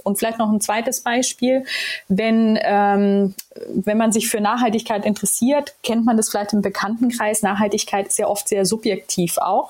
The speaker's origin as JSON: {"language": "German", "town": "Ansbach", "region": "Bavaria", "country": "Germany", "also_born_or_lived": "Israel", "moved": "yes", "lives_now": "Hamburg, Germany", "said": "ich komme ja aus Ansbach im wunderschönen Mittelfranken."}